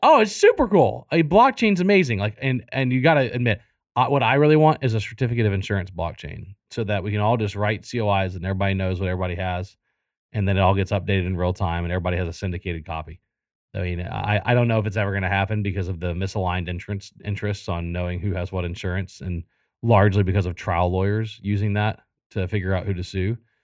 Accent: South Louisiana, United States; moved away; I, I grew up in South Louisiana

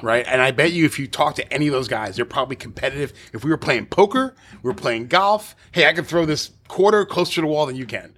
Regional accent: New York City, New York, United States; I grew up in Staten Island, so it was all New York City public courses

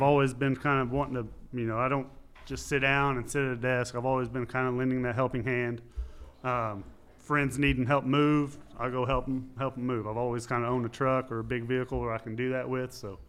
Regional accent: Texas, United States; now in Bixby, United States; No, I'm a Texan.

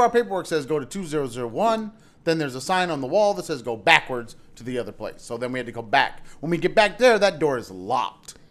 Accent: United States; we're, we're American

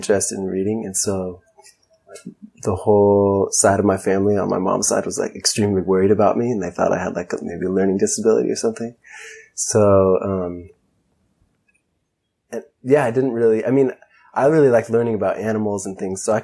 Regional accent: Ojai, California, United States; also born or lived in Santa Barbara, California; I was born in Santa Barbara, grew up in Ojai, and Ojai is a pretty unique place

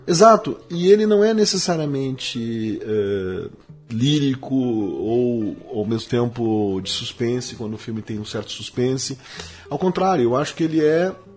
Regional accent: Porto Alegre, Rio Grande do Sul, Brazil; somos de Porto Alegre

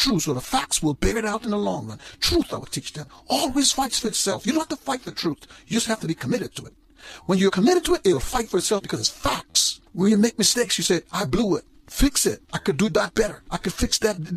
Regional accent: Guyana; When I grew up in Guyana

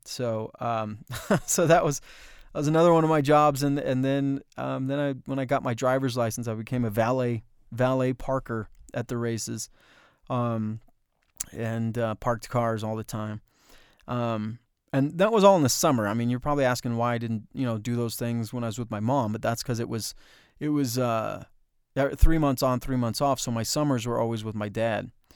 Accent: Bloomfield, United States; growing up in Bloomfield

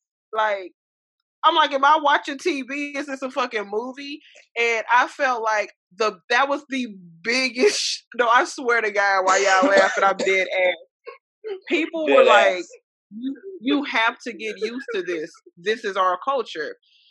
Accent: Minneapolis, Minnesota, United States; also born or lived in Webster Groves; That's my hometown, Minnesota.

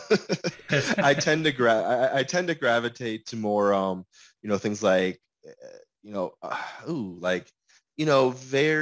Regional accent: Michigan, United States; now in Seattle, United States; I was born and raised in Michigan

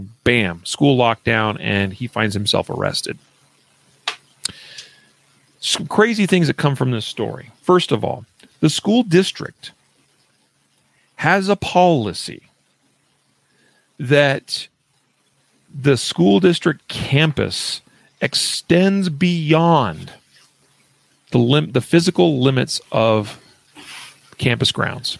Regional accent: Idaho, United States; moved away; from my home state of Boise, or from my home state of Idaho. I did not live in Boise

